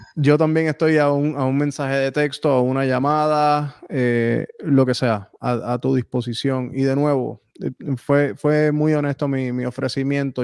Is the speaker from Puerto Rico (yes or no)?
yes; Puerto Rico; un boricua